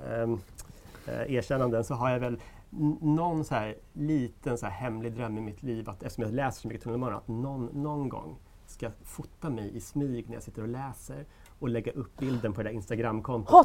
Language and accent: Swedish; Sweden; vi svenskar